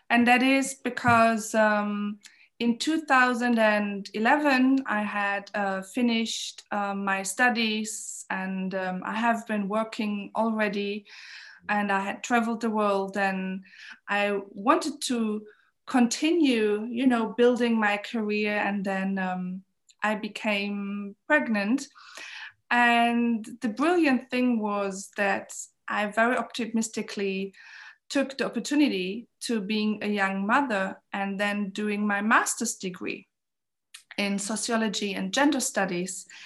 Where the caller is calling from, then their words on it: Berlin, Germany; I'm calling in from Berlin